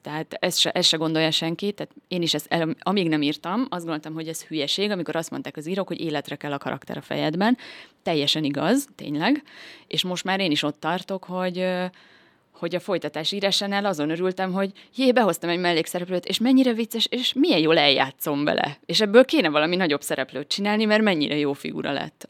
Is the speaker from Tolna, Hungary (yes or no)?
yes; Szekszárd, Tolna, Hungary; Én Szexárdon születtem, és itt is nőttem fel